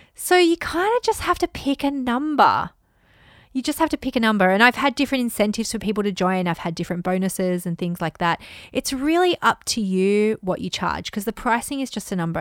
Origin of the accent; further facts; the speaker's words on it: United Kingdom; now in Japan; I'm a Brit living in the rice paddies in Japan